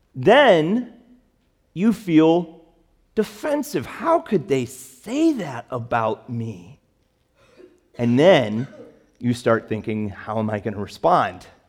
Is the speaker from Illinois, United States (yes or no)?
yes; Chicago, Illinois, United States; moved away; I grew up in Chicago